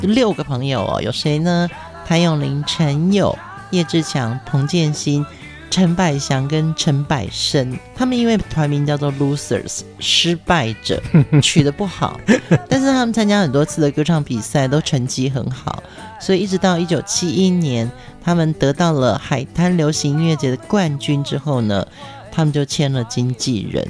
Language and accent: Chinese; Pingtung County, Taiwan; 屏东是我的家乡